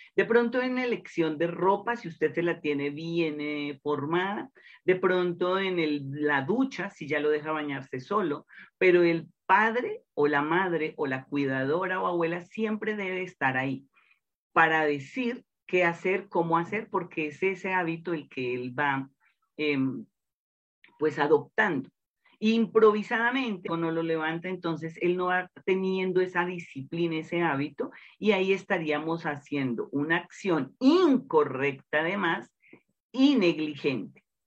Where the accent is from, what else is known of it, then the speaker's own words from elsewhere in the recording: Colombia; en el interior de mi país, Colombia